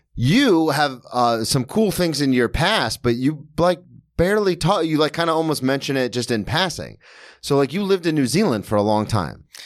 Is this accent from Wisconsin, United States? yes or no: no; Daytona Beach, Florida, United States; moved away as an adult; now in New York, United States; I'm from Daytona, which had one of the best club teams in the state of Florida